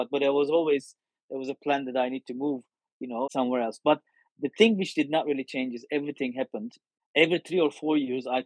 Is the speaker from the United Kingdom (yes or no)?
no; France; English is a second language; moved away as an adult; now in United States; one when I moved to to US from France.